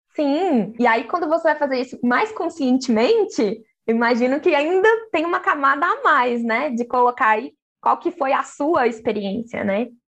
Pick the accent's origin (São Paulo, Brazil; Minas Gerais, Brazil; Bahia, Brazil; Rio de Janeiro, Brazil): Minas Gerais, Brazil; eu sou mineira